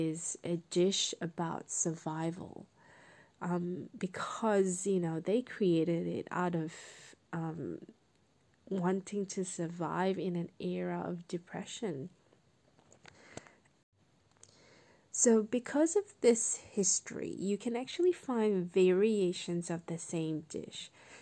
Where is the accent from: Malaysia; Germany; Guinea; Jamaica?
Malaysia; now in Australia; growing up in Malaysia